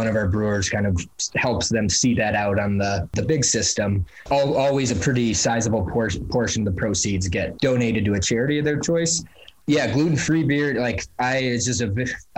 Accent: Milo, Maine, United States; now in Portland, United States; the town that my brother and I grew up in Milo, which is about 2.5 hours north of Portland

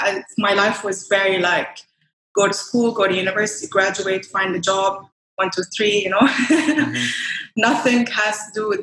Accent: Dubai, United Arab Emirates; also born or lived in Iraq / Lisbon; So I was born and raised in Iraq and then I moved to Dubai when I was 9 years old, I think. Yeah, nine. Technically I'd say I'm Iraqi, but at the same time more like from Dubai, So I went to school here, I went to university here

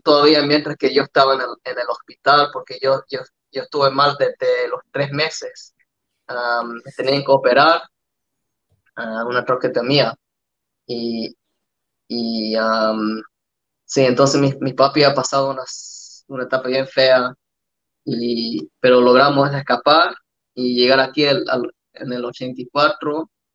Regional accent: Australia; born or raised there; also born or lived in El Salvador

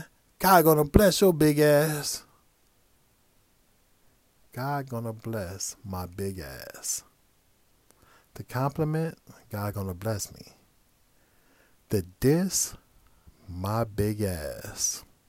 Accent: Midwest, United States; now in Los Angeles, United States; Now, as I mentioned earlier, I'm from the Midwest. So when I moved out to LA, it was just an amazing place to be.

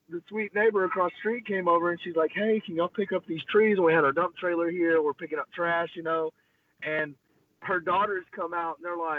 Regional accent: Groesbeck, Texas, United States; We're from Grosbeck. We're strong.

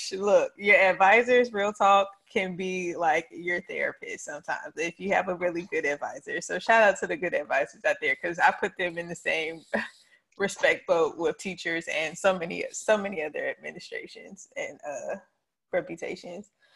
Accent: Charlotte, North Carolina, United States; I am born and raised in the Queen City of Charlotte, North Carolina, East East.

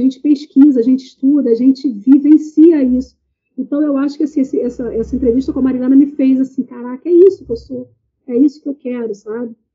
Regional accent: Baixada Fluminense, Rio de Janeiro, Brazil; venho da Baixada Fluminense, periferia, do Rio de Janeiro

